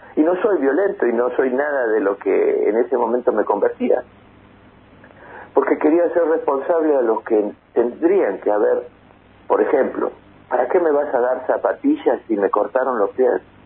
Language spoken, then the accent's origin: Spanish; Argentina; del color que realmente somos los argentinos